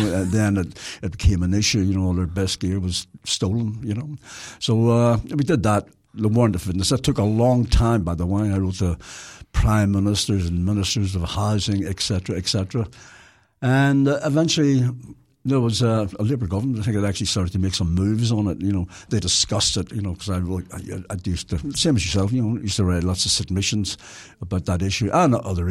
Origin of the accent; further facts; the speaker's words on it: Belfast, Northern Ireland, United Kingdom; moved away; Well, I come from Belfast